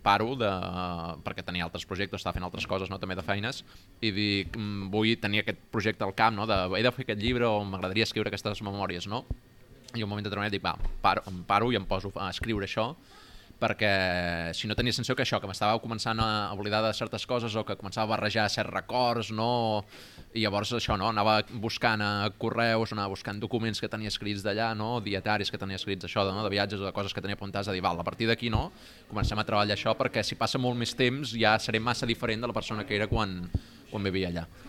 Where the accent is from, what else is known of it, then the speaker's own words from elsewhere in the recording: Barcelona, Catalonia, Spain; also born or lived in Zadar, Croatia; jo vinc, soc aquí de Barcelona